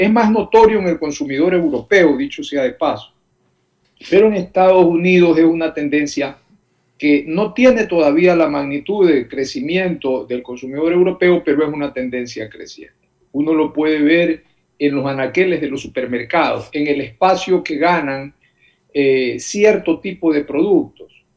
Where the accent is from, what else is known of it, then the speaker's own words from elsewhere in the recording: Manabí, Ecuador; yo que soy de Manaví